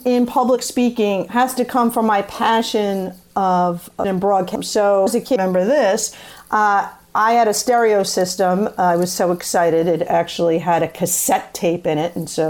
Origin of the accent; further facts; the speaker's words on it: Staten Island, New York, United States; accent: New York City; and we're from Staten Island originally, on that New York City dialect